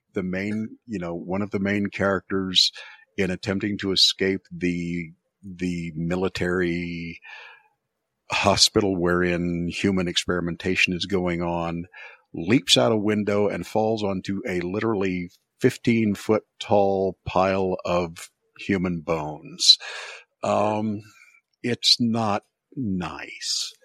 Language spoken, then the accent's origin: English; United States; as an American